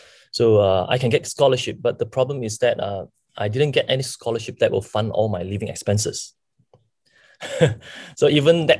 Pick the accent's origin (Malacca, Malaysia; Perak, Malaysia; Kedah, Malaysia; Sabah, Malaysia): Kedah, Malaysia; Sungai Petani; moved away as an adult; also born or lived in Skudai, Johor / Penang; now in Kuala Lumpur, Malaysia; I grew up in not far away, so also northern Malaysia in Kedah, Sungai Petani